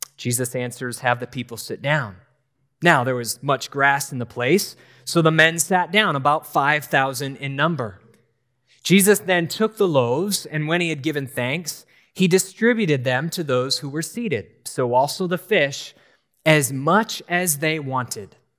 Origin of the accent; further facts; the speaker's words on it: New Hampshire, United States; I grew up in New Hampshire